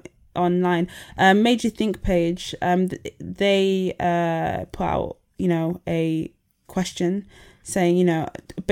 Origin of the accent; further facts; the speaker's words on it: Nigeria; Guys try and flirt with me sometimes by insinuating that I'm going to steal from them because I'm a Nigerian.